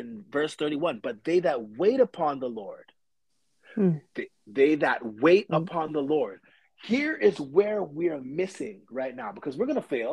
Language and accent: English; Toronto, Ontario, Canada; we come from Scarborough